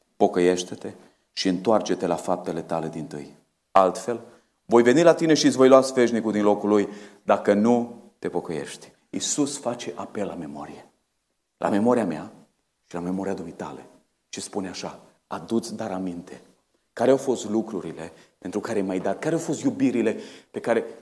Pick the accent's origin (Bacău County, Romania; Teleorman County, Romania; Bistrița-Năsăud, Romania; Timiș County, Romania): Bistrița-Năsăud, Romania; Bistrița; now in Oradea, Romania; la noi în Bistrița